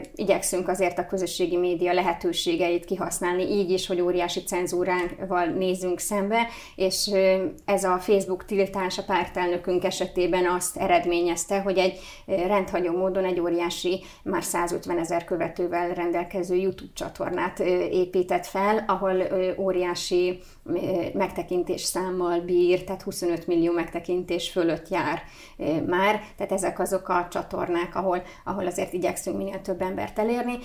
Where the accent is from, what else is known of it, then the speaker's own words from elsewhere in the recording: Hungary; mi magyarok vagyunk